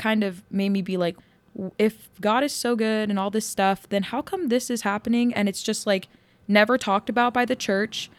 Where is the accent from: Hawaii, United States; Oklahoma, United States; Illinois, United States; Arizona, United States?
Arizona, United States; Yuma; I grew up in Yuma, which is like very conservative.